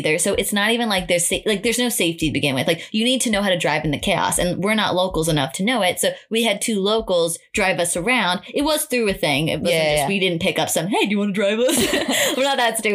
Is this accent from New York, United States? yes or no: yes; New York, United States; I'm a New Yorker